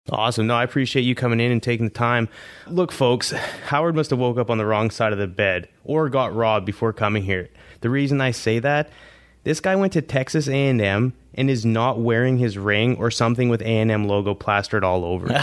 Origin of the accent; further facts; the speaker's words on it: Canada; growing up in Canada, I didn't even know what an Alouette was